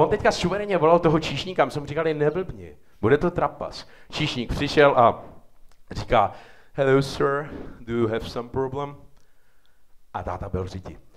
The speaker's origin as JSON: {"language": "Czech", "town": "České Budějovice", "region": "South Bohemian Region", "country": "Czechia", "moved": "yes", "lives_now": "Prague, Czechia", "said": "Já jsem z Budějce"}